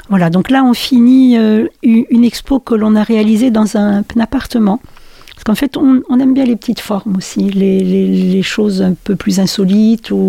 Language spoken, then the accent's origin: French; France; also born or lived in Wallonia, Belgium; Alors moi je suis née en Belgique, en Wallonie, mais j'y suis pas restée longtemps. On a ensuite migré du côté de l'Est de la France et on est revenu dans, dans le Nord après